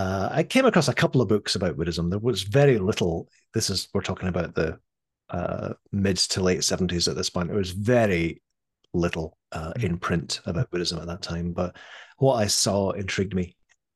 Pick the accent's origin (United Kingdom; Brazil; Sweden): United Kingdom; Scotland; born there; But I was born in Scotland in the early 60s.